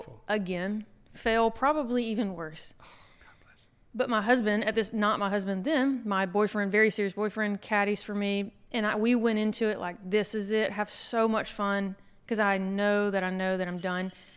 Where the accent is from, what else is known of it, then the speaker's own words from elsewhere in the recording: Anniston, Alabama, United States; moved away as an adult; now in Fort Lauderdale, United States; I grew up in Anniston, okay. so not too far from here